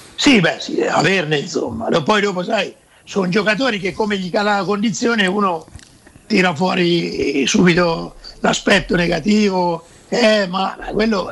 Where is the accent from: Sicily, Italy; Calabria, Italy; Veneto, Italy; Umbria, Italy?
Umbria, Italy; Perugia; also born or lived in Terni; da Perugino credo di essere uno dei pochi non voglio dire apprezzato, però sopportato a Terni